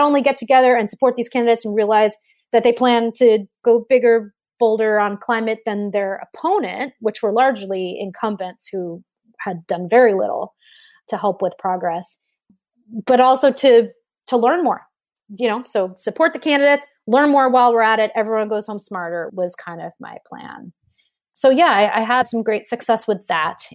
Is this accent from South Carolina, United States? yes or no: no; New York City, New York, United States; I grew up in New York City. So I'm a, I'm a city kid